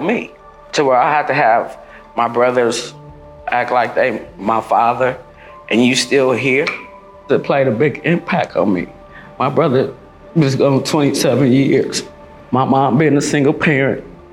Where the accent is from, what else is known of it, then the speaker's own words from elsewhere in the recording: Long Beach, California, United States; I'm from Long Beach, California. Born and raised.